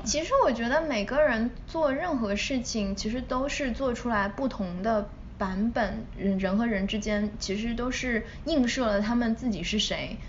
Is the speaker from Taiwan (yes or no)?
no; China; moved away; 我从小在，嗯，国内长大